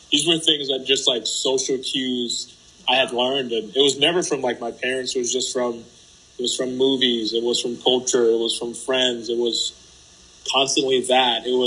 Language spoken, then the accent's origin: English; United States; also born or lived in Haiti; It has been